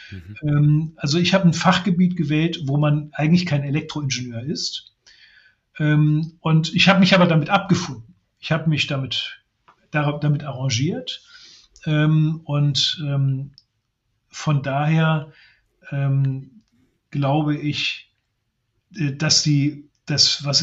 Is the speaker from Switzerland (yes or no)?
no; Brussels, Brussels-Capital Region, Belgium; Mein Vater war okay. Journalist. Ich bin in Brüssel aufgewachsen unter äh, den äh, unter Kindern, deren Eltern Diplomaten, äh, Eurokraten, Industriemanager gewesen sind.